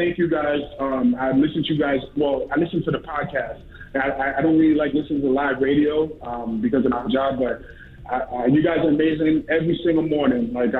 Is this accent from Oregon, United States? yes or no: no; New York, United States; I'm an EMT from New York.